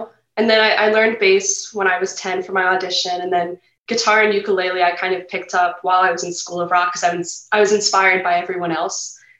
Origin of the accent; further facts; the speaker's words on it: Setauket, New York, United States; So I'm in Setauket. I'm in the Setauket area.